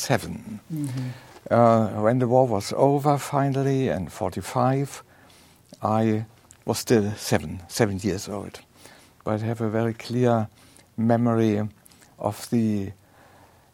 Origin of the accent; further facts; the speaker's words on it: Germany; I grew up in Nazi Germany